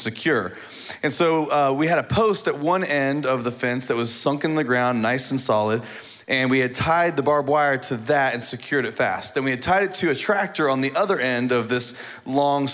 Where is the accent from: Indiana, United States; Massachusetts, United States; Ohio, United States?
Indiana, United States; moved away; I grew up in Indiana on a farm